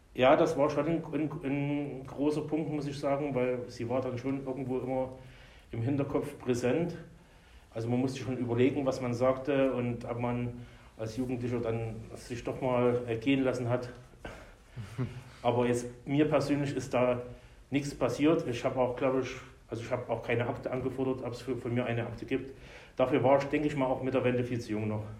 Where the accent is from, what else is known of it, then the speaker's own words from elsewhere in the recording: Meerane, Saxony, Germany; now in Erlangen, Germany; Geboren bin ich 1972 in Sachsen, in einer kleinen Stadt, Merane heißt die, in der Nähe von Zwickau